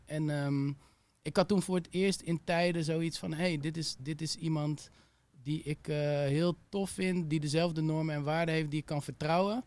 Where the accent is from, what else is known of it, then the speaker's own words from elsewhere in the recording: Utrecht, Netherlands; moved away as an adult; also born or lived in Amsterdam; ging ik weer terug naar Utrecht, waar ik vandaan kom